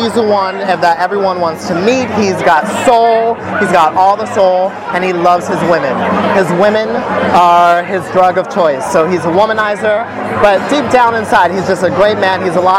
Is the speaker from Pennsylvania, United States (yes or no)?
no; Orange County, California, United States; moved away as an adult; also born or lived in Compton, California; now in New York, United States; I grew up here. I was born in Compton. I grew up in Orange County.